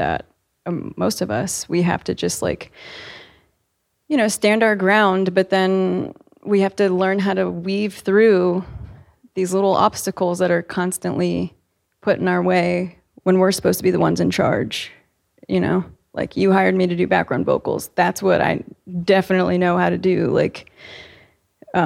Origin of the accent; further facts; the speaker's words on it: Virginia Beach, Virginia, United States; I grew up in Virginia Beach, and we would literally vacation in Virginia Beach too